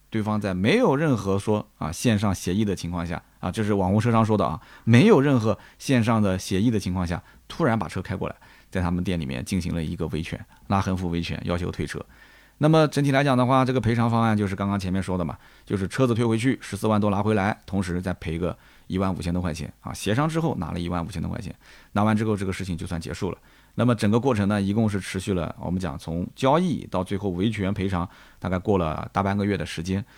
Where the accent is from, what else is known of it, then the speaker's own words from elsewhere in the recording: Nanjing, Jiangsu, China; 我还是南京郊区的啊，就是比较的闭塞